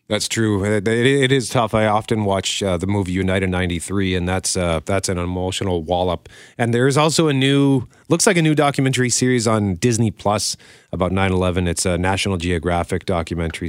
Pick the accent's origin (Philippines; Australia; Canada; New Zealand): Canada; proud as a Canadian.